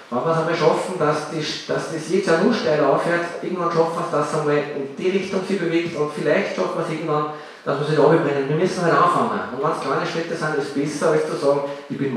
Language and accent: German; Upper Austria, Austria; Ich sage es ganz offen, bei uns im Salzkammergut gibt es solche Dinge kaum